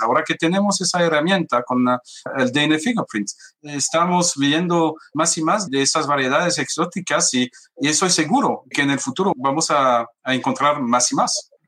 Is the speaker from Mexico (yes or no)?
no; France; lo siento mucho como francés